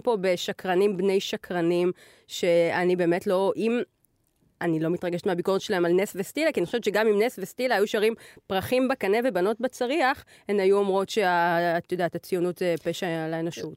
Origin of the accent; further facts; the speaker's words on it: Israel; אנחנו כישראלים